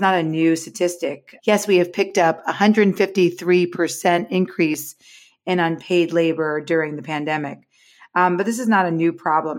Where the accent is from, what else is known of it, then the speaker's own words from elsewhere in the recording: New York, United States; now in Los Angeles, United States; I'm from New York, Gene, but I, I live in L A now